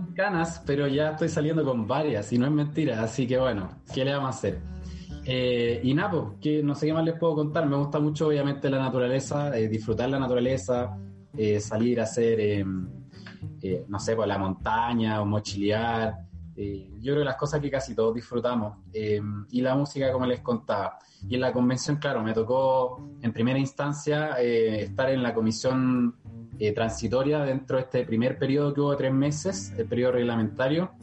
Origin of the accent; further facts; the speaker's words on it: La Florida, Santiago Metropolitan Region, Chile; soy nacido y criado en la Florida, del distrito 12